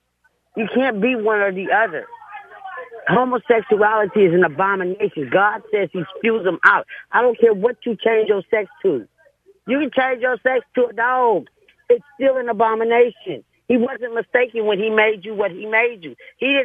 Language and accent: English; San Francisco, California, United States; now in Antioch, United States; I grew up in San Francisco.